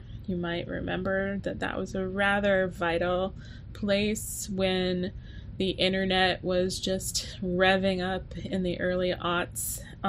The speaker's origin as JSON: {"language": "English", "region": "the South", "country": "United States", "said": "As a Southerner, it's you can't grow up without even being called it, right?"}